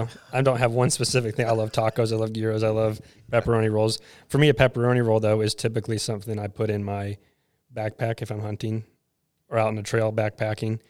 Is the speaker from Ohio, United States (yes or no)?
no; Seattle, Washington, United States; now in West Virginia, United States; I'm from Seattle